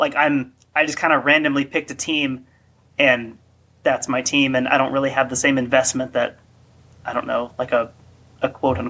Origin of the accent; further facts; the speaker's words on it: Cincinnati, Ohio, United States; I was born in the Cincinnati area